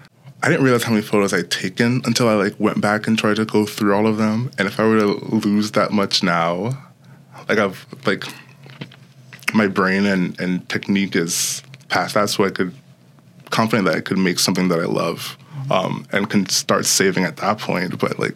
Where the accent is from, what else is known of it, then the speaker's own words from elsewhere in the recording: New York City, New York, United States; also born or lived in Broward County, Florida / The Bronx; I grew up in New York City. My parents were worried about how safe the schooling system was there, like back in the early 2000s. So we moved to Broward County, Florida